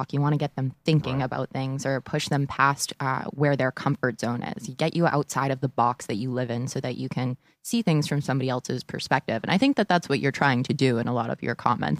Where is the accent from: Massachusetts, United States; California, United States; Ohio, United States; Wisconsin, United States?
Massachusetts, United States; Boston; being a Bostonian